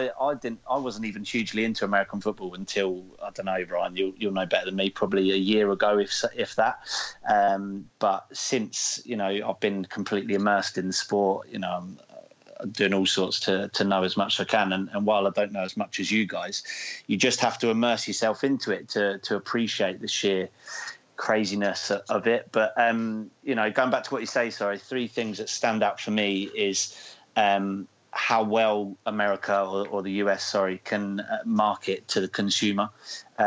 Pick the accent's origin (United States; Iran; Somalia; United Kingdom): United Kingdom; England; as an Englishman